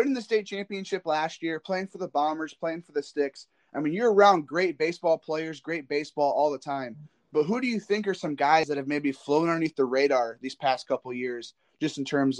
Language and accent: English; Indiana, United States; I'm from Indiana